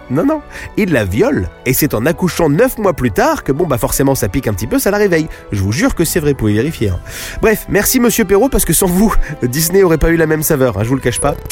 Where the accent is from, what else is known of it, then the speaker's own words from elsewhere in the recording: France; chez nous, en France